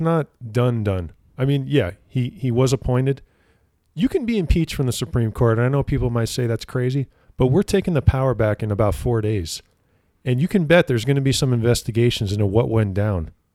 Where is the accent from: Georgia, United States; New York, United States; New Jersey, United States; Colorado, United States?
New Jersey, United States; moved away; I grew up in New Jersey